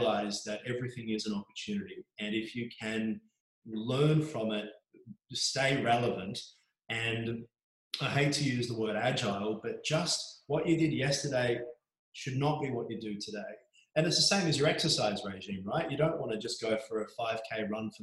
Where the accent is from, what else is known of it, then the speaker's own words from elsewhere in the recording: Mornington Peninsula, Victoria, Australia; I grew up on the Mornington Peninsula.